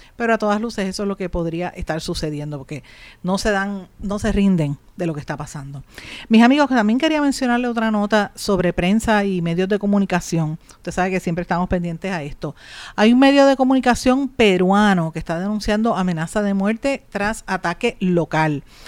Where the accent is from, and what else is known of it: Puerto Rico